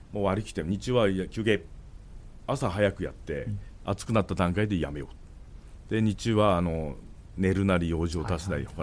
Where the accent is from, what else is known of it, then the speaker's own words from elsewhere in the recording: Tokachi, Hokkaido, Japan; 地元に帰ってきて